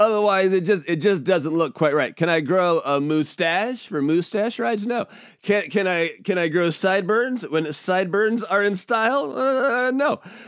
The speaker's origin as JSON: {"language": "English", "region": "Washington", "country": "United States", "tie": "born or raised there", "also_born_or_lived": "Portland, Oregon", "said": "was growing up, we moved around a lot in the Pacific Northwest. And when I was in the sixth grade, I moved from Spokangeles, Washington, down to Portland, Oregon, in the middle of the school year."}